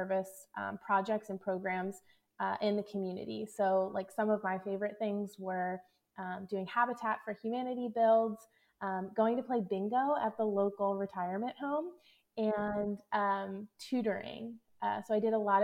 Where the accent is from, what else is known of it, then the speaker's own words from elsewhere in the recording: Philadelphia, Pennsylvania, United States; moved away as an adult; also born or lived in Kansas City; I'm originally from the Philadelphia area, but I found myself in Kansas City